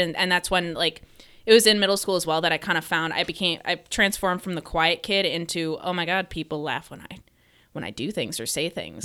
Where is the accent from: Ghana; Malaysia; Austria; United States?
United States; Metro Detroit, Michigan; I grew up in the Metro Detroit area.